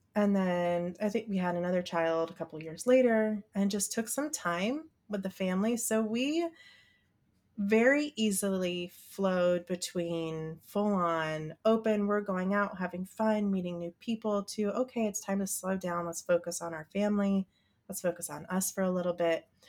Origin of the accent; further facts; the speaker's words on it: Midwest, United States; I grew up in the Midwest and went to church school